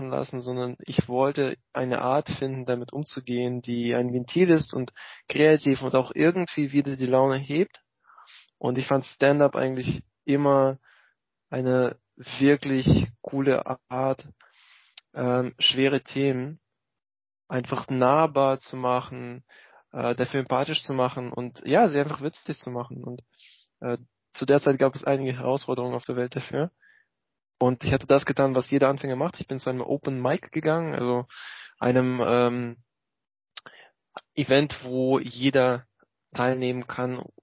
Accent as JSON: {"language": "German", "country": "Russia", "tie": "born there", "moved": "yes", "said": "als äh, gebürtigen Russen äh, habe ich sehr mitgefiebert mit dem, was in meiner alten Heimat vorging."}